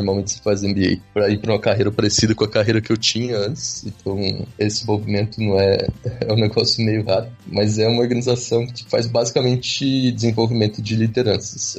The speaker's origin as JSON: {"language": "Portuguese", "town": "Franca", "region": "São Paulo", "country": "Brazil", "also_born_or_lived": "Campinas, Brazil", "moved": "as an adult", "lives_now": "Colombia", "said": "Eu sou de Franca, no interior de São Paulo"}